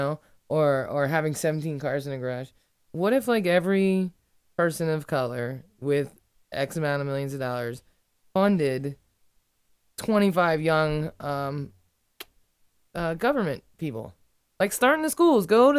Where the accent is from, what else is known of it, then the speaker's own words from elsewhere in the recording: Ireland; I'm Irish. I'm honest, you know?